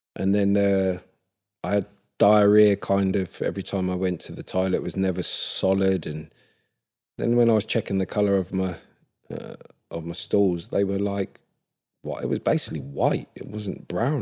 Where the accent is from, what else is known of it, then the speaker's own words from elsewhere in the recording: Ipswich, East of England, United Kingdom; I was born and raised in Ipswich